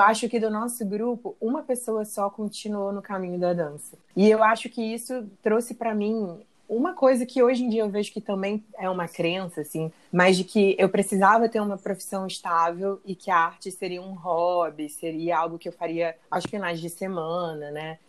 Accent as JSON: {"language": "Portuguese", "region": "Rio de Janeiro", "country": "Brazil", "said": "Sou carioca, moro na cidade maravilhosa"}